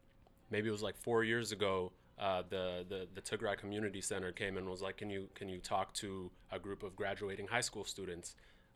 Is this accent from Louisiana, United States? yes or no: no; Seattle, Washington, United States; growing up in Seattle, I went to Mercer Middle School. I went to Franklin. I grew up in all parts of the South End, Holly Park, Rainier Vista, that's where I grew up